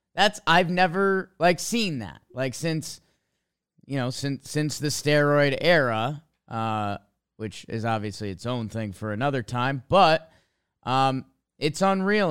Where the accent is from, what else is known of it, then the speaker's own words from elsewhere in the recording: Connecticut, United States; I grew up in Connecticut